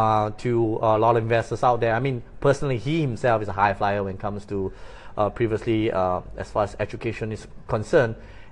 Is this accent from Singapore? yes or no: yes; Singapore; accent: Singaporean; Okay, so I'm a Chinese. My grandfather's from China.